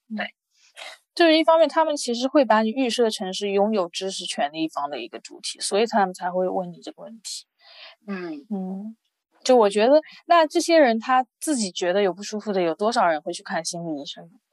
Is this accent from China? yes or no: yes; China; moved away; also born or lived in France; 我也是从国内来的